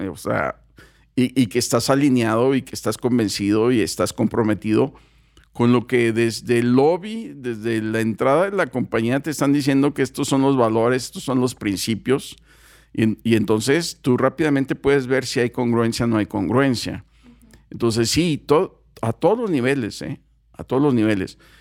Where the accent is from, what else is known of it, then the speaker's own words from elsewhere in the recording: Mexico; los mexicanos, no, pues somos fiesteros